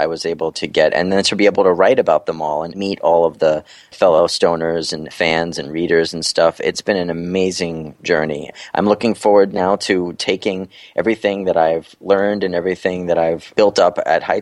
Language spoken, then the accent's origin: English; New York City, New York, United States; moved away as an adult; now in New Jersey, United States; I was born and raised in Brooklyn, and I moved out to Jersey, you know, about 10 or 12 years ago